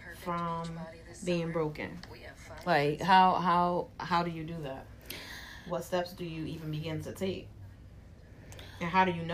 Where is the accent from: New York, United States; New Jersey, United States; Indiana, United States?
New Jersey, United States; Jersey City; Sometimes it's from just growing up in Jersey City, seeing certain shit.